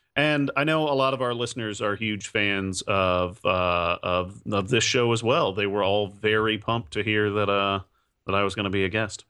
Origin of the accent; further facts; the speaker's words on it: Indiana, United States; my home state of Indiana